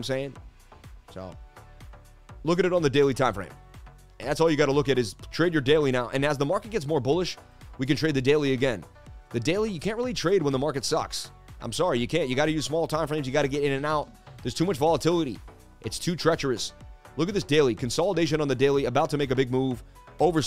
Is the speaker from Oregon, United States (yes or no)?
no; New York, United States; I grew up in New York